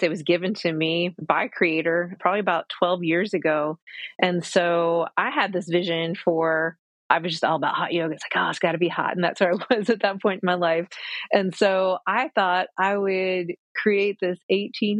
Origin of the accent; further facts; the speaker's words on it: Cochiti Pueblo, New Mexico, United States; moved away; also born or lived in Atlanta; growing up on the Pueblo in our ceremony